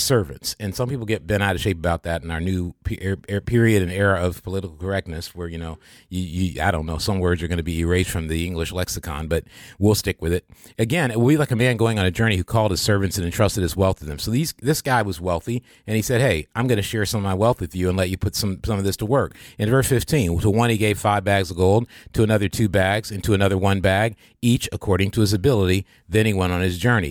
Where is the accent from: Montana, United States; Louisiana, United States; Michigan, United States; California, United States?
Michigan, United States; also born or lived in Kansas; I was born in Kansas. I didn't grow, I grew up in Michigan